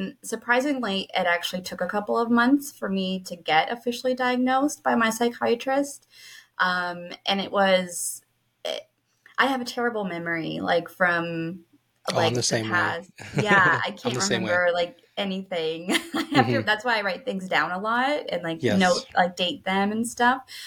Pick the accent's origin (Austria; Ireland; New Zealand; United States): United States; Pennsylvania; I'm from Pennsylvania in the U.S.